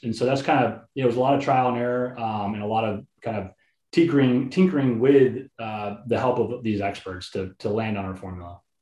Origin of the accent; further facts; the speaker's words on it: Houston, Texas, United States; I grew up in Houston, Texas